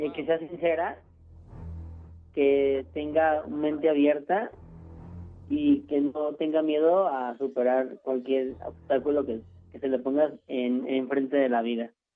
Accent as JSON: {"language": "Spanish", "region": "Mexico City", "country": "Mexico"}